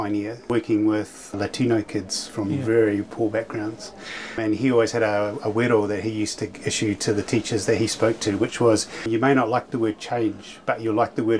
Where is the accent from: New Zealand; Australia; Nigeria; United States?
New Zealand; Motueka, Tasman; I'm from Motueka